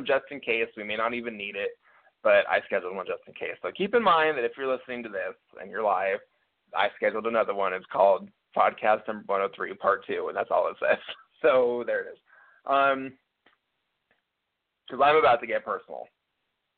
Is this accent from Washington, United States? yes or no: yes; Seattle, Washington, United States; I'm from Seattle